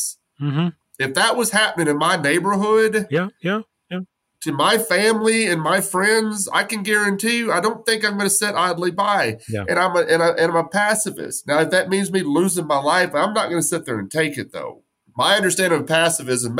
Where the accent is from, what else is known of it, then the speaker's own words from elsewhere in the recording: West Texas, United States; I grew up, born and raised in West Texas